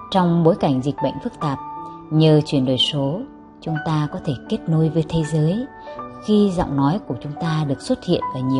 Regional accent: Yên Bái, Vietnam; em sinh năm 1979, em đến từ Yên Bái, là một giáo viên giảng dạy môn tiếng Anh

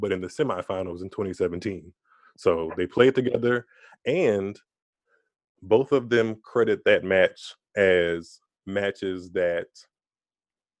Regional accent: Louisiana, United States; I'm from Louisiana

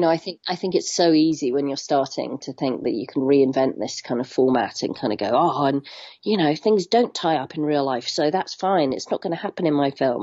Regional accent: Hong Kong; moved away; I grew up in Hong Kong

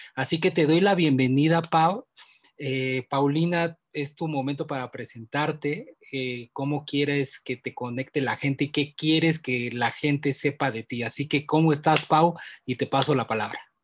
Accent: Mexico; mi cultura mexicana, que la amo

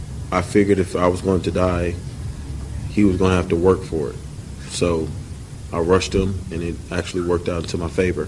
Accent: Nashville, Tennessee, United States; I'm from Nashville, my whole life, born and raised here, went to high school, college here

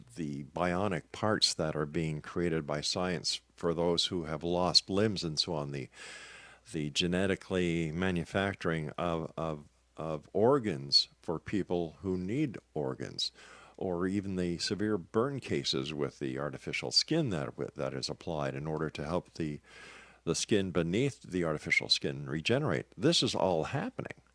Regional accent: Canada; I'm a Canadian

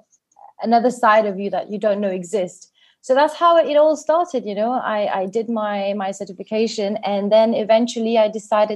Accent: Mauritius; also born or lived in England; I am from Mauritius, a very hot summery island. I was born here. I've always been here.

